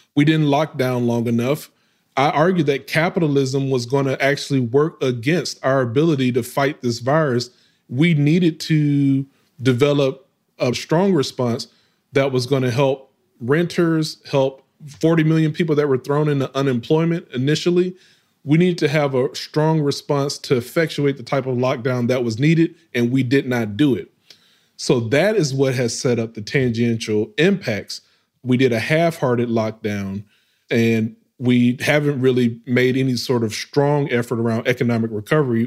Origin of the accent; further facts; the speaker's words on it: West Memphis, Arkansas, United States; moved away; also born or lived in Baltimore / Atlanta, Georgia / Houston, Texas; I grew up, well, my hometown, West Memphis, Arkansas, is a small, it's like thirty thousand folks